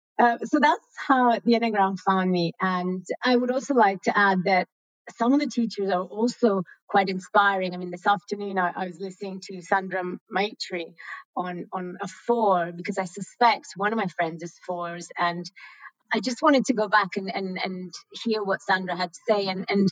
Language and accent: English; Italy; English is a second language; now in Lausanne, Switzerland; So originally I'm from Italy, I live in Switzerland, but I've traveled a lot during my youth, you know, 3 years here, 2 years there, 1 year here and another year there, until we finally arrived in Switzerland.